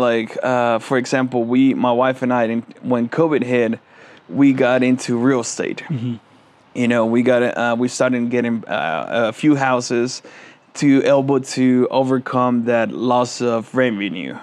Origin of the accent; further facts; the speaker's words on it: Veracruz, Mexico; moved away; I go to, uh, to my hometown in Mexico, uh, in Veracruz